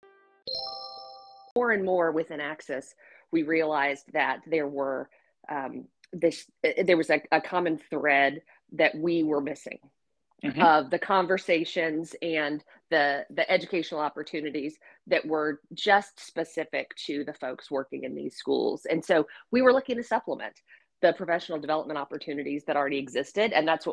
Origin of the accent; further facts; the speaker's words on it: Virginia, United States; moved away as an adult; also born or lived in Atlanta, Georgia / Nashville, Tennessee; my home state of Virginia